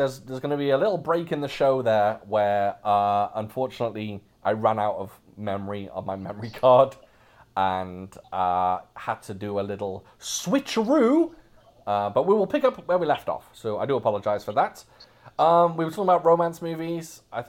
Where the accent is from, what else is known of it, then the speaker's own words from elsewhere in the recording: Louisiana, United States; also born or lived in Alabama; I was born in Alabama, but I lived in Louisiana for most of my life.